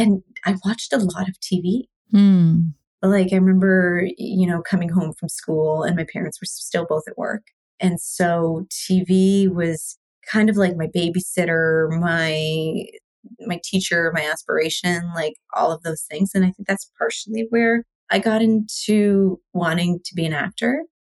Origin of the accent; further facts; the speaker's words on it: Canada; also born or lived in India; So I was born in India. And so I moved to Canada with my mom and my sister. My dad was already here when I was 4.